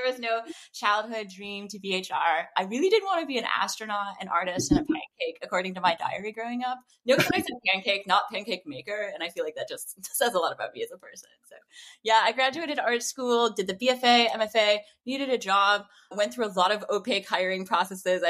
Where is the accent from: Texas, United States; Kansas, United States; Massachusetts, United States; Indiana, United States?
Indiana, United States; Notre Dame; moved away as an adult; now in Los Angeles, United States; I'm originally from the Midwest, specifically Notre Dame, Indiana